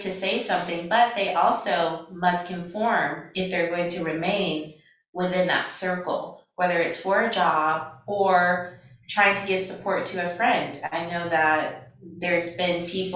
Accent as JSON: {"language": "English", "region": "Louisiana", "country": "United States", "moved": "as an adult", "lives_now": "California, United States", "said": "I'm from Louisiana originally"}